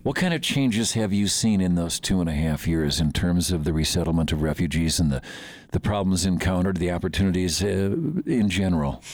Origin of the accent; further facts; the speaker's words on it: Midwest, United States; now in Montana, United States; a lot of us grew up there